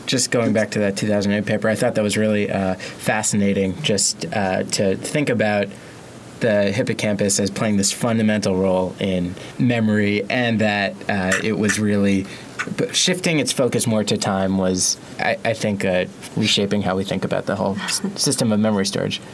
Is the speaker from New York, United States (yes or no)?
yes; New York, United States; As a New Yorker myself